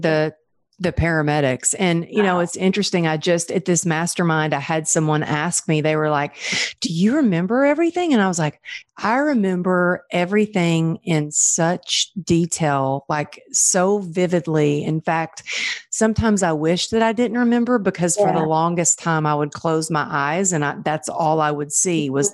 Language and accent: English; Texas, United States; growing up in Texas, growing up an athlete and a dancer